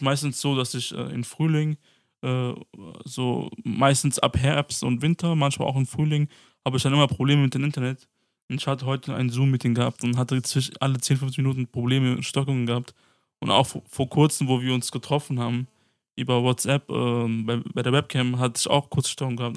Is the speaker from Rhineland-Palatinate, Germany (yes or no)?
yes; Mainz, Rhineland-Palatinate, Germany; aus Mainz